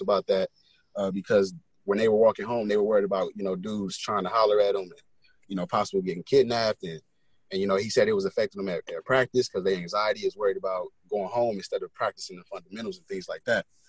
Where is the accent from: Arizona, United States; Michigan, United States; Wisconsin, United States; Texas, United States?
Wisconsin, United States; Milwaukee; born or raised there; now in St. Paul, United States